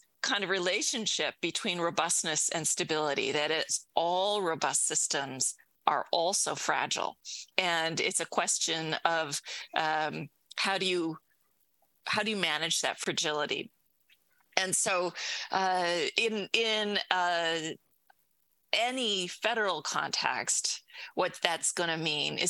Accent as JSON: {"language": "English", "country": "United States", "said": "as an American"}